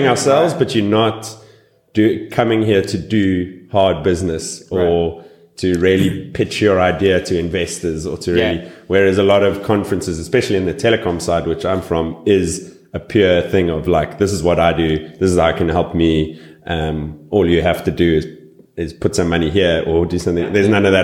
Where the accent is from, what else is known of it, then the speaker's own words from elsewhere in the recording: South Africa; from South Africa